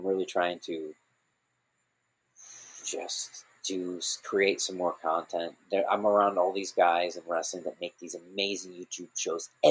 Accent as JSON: {"language": "English", "region": "Missouri", "country": "United States", "tie": "born or raised there", "said": "I was a kid when I grew up in Missouri"}